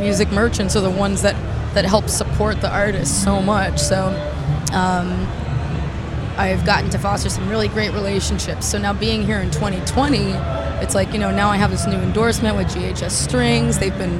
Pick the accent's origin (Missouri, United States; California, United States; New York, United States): New York, United States; I'm a New Yorker.